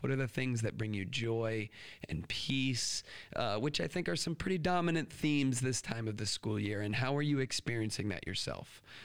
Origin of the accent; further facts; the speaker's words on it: United States; us American educators